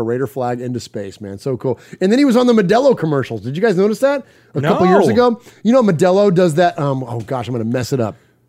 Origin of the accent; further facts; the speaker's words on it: San Jose, California, United States; But we grew up in San Jose, and that steam table at La Villa, that's the Ravi.